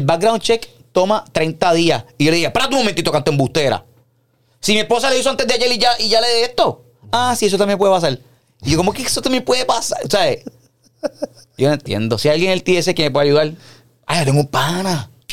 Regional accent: Puerto Rico; yo soy puertorriqueño

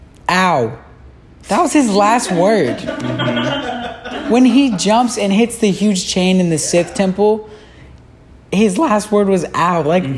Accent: the South, United States; I'm from the South, it's like heavily protected down there.

